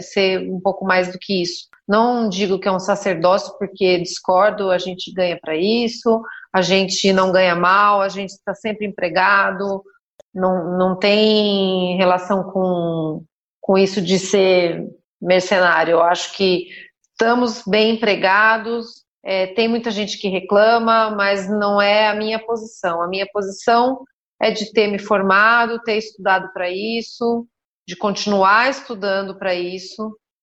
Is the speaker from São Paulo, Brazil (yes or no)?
yes; São Roque, São Paulo, Brazil; also born or lived in Sorocaba; Eu nasci em São Paulo, e minha mãe é professora, meu pai era professor também, meu pai teve muitas atividades, mas na época era professor também. E com quatro anos de idade, depois de morar em São Paulo, eu vim para São Roque